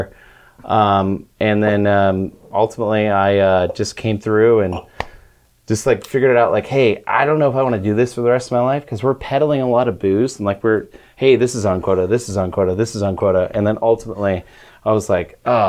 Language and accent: English; United States; moved away as an adult; also born or lived in Monterey, California; now in Southern California, United States; I grew up there. Spent 23 years of my life over there.